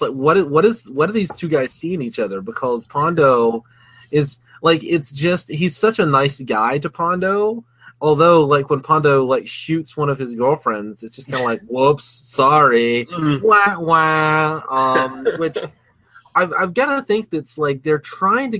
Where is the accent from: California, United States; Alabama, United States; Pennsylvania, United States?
Alabama, United States; I'm from Alabama